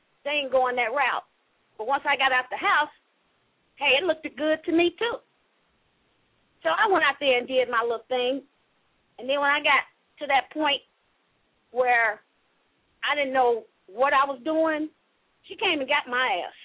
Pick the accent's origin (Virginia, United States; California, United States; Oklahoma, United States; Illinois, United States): Illinois, United States; Chicago; moved away; I'm from Chicago originally. I grew up in the hood, too